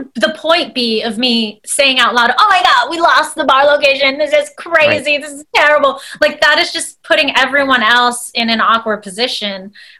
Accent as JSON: {"language": "English", "country": "United States", "said": "one of my first projects where I was able to mix my Indian culture along with being American."}